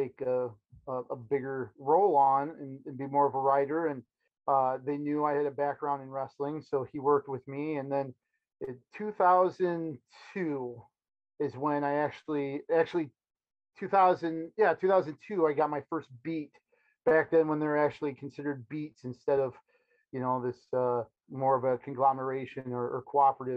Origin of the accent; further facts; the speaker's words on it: Cedar Rapids, Iowa, United States; also born or lived in Storm Lake, Iowa; I'm from Cedar Rapids originally.